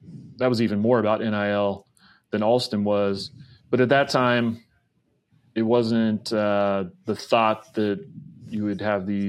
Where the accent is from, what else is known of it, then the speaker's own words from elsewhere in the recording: Topeka, Kansas, United States; moved away; also born or lived in Williamsburg, Virginia / San Francisco, California; I grew up in Topeka, Kansas